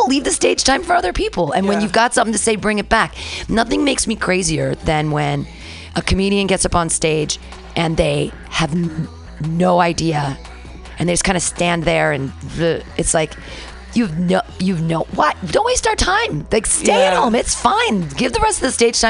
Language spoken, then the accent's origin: English; United States; growing up in America